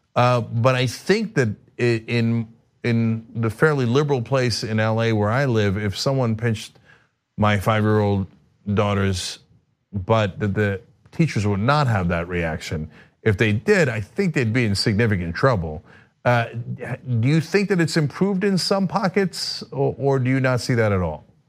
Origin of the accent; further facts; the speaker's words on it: Turkey; moved away; I'm from Turkey